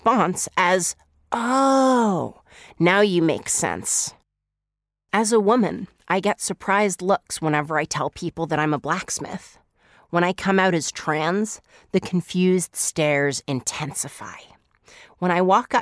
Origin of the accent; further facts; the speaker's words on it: Salem, Massachusetts, United States; I'm from Salem, Massachusetts